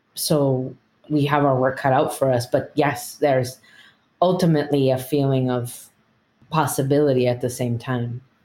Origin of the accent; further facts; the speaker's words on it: United States; I'm the daughter of immigrants, but I was born in the United States. I identify as Chicana.